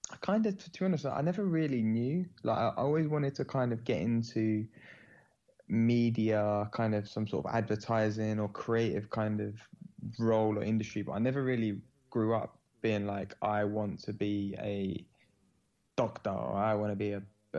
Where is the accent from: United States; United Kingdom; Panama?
United Kingdom; London; born and raised in London